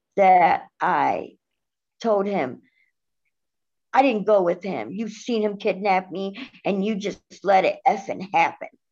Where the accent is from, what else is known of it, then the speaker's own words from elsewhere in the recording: Cleveland, Ohio, United States; I am 38 years old and I'm from Cleveland, Ohio